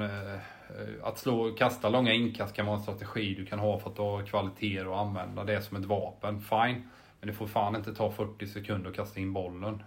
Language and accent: Swedish; Jönköping, Jönköping County, Sweden; moved away; also born or lived in Helsingborg; jag är ju från Jönköping, eller utanför Jönköping, Harbro från början